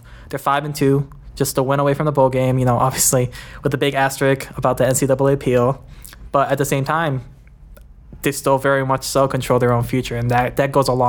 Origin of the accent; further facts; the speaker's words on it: Metro Detroit, Michigan, United States; moved away as an adult; also born or lived in Minneapolis, Minnesota / East Lansing, Michigan; now in Kansas City, United States; The Metro Detroit. So I won't say I'm from Detroit because people actually from Detroit will get mad